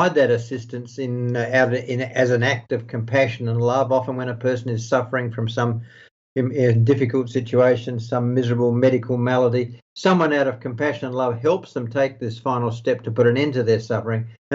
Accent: Australia; now in Netherlands; my home country, Australia

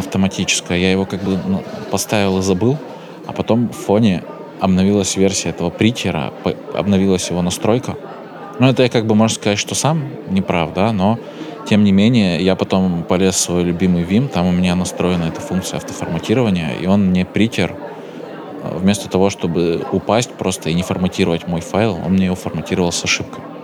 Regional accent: Chelyabinsk, Chelyabinsk Oblast, Russia; Я из Челябинска сам, там Уральские горы

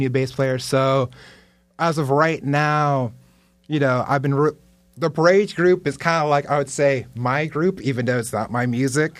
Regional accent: Lake Worth, Florida, United States; also born or lived in Manhattan, New York / Dominican Republic; Lake Worth. That's, like, my hometown, L Dub

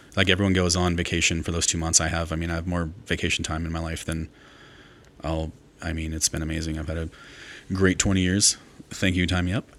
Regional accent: Mount Vernon, Washington, United States; also born or lived in Portland, Oregon; now in Jackson, United States; I grew up in Mount Vernon, Washington, north of Seattle

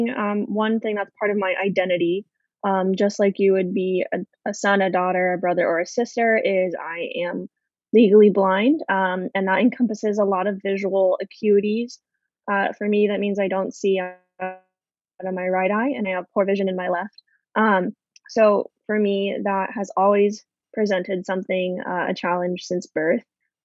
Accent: Arizona, United States; And for someone who didn't grow up on the coast, I grew up in Arizona.

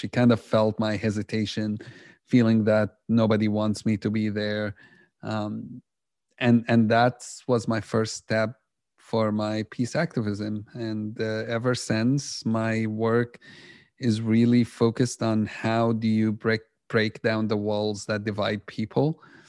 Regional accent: Jerusalem, Jerusalem District, Israel; Growing up in Jerusalem, I was totally on the other side. And that's because just, you know, reality in Jerusalem, the things I grew up seeing have shaped a lot of what I believed.

